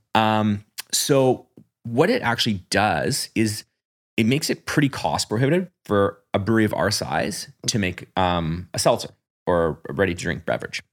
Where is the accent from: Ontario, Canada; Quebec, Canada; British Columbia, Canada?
British Columbia, Canada; New Westminster; now in Port Moody, Canada; I'm from New West.